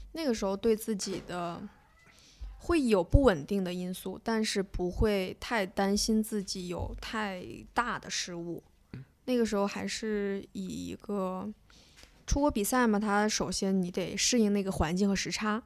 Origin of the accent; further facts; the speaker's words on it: Tianjin, China; 我小时候在天津练